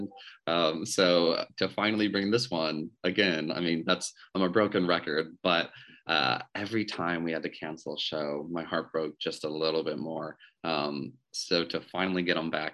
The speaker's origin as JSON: {"language": "English", "town": "St. Louis", "region": "Missouri", "country": "United States", "also_born_or_lived": "New York", "moved": "as an adult", "said": "I'm from St. Louis, love the Fox, have always been a big fan, but was, you know, spent some summers at the Muni working internships there before moving to New York"}